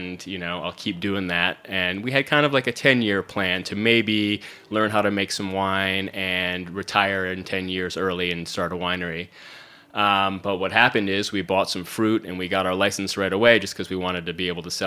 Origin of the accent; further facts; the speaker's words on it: Syracuse, New York, United States; moved away as an adult; also born or lived in Brooklyn; now in Hudson Valley, United States; I grew up in central New York, in Syracuse.